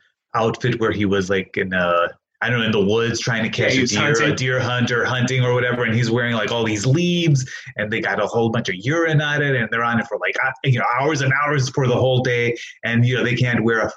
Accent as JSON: {"language": "English", "town": "Hammond", "region": "Indiana", "country": "United States", "said": "I was born here. I was born in Hammond, Indiana. I am a Hoosier, you know, believe it or not. I was born in St. Margaret's Hospital over there."}